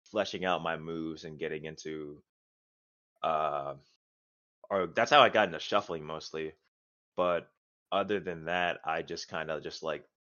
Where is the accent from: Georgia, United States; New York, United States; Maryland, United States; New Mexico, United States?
Maryland, United States; also born or lived in North Carolina; now in Florida, United States; I'm originally from Maryland. I moved to North Carolina, and then I came up to here.